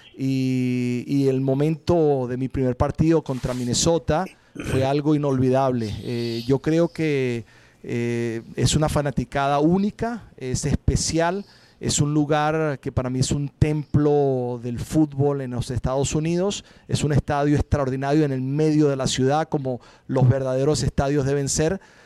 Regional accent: Venezuela; moved away as an adult; now in Portland, United States; por haber crecido en mi país

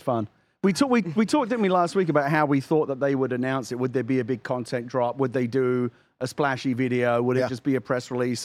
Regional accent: United Kingdom; now in United States; as a Brit

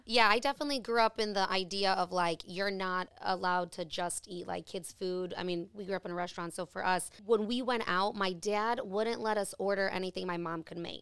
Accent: Chicago, Illinois, United States; I grew up in Lakeview

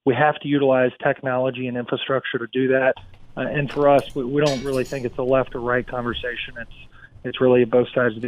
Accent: Kentucky, United States; You know, I grew up in Kentucky in the middle part of the country

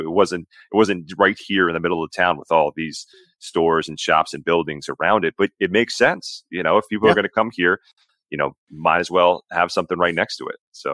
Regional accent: Brookline, Massachusetts, United States; moved away as an adult; also born or lived in Abilene, Texas / Lansing, Michigan; now in San Antonio, United States; I grew up in Brookline, Massachusetts, so it's not that far away from Springfield.

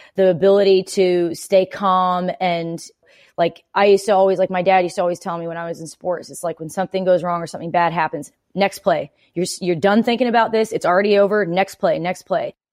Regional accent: Canada; now in Nashville, United States; I'm Canadian.

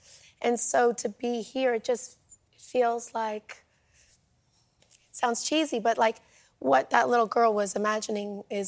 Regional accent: Northern California, United States; moved away as an adult; also born or lived in New York; I was from Northern California.

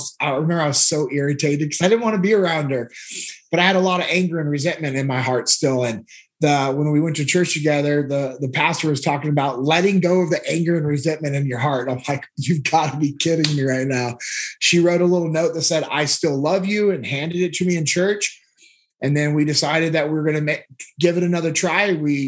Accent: Sacramento, California, United States; I grew up in Sacramento, California.

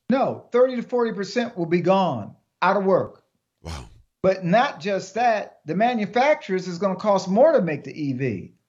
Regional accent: Detroit, Michigan, United States; I grew up in Detroit

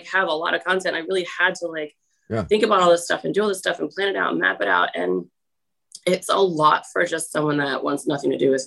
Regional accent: New Jersey, United States; I'm from New Jersey

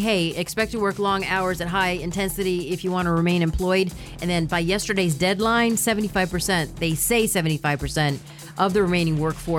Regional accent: Detroit, Michigan, United States; now in South Florida, United States; I'm from Detroit

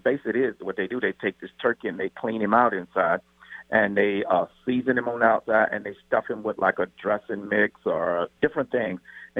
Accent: New Orleans, Louisiana, United States; now in Kent, United States; I'm from the New Orleans area.

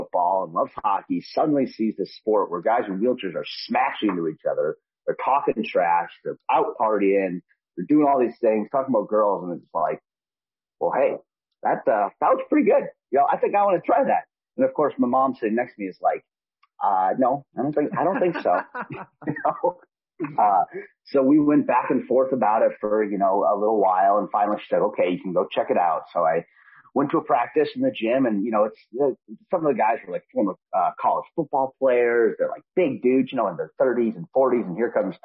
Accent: Minnesota, United States; I'm from Minnesota. I grew up watching the Twins, the Vikings, all that stuff.

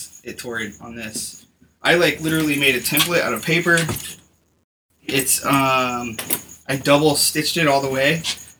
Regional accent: Indiana, United States; born or raised there; moved away

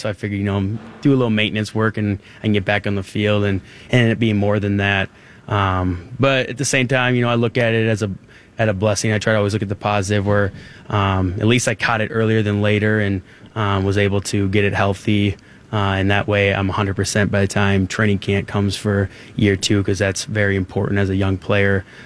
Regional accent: Minnesota, United States; moved away as an adult; I've grown up all my life in Minnesota. I've grew up 25 minutes from here

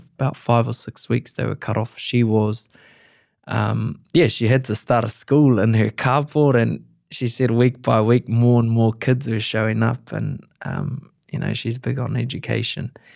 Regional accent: East Coast, Gisborne, New Zealand; I'm from the East Coast of New Zealand

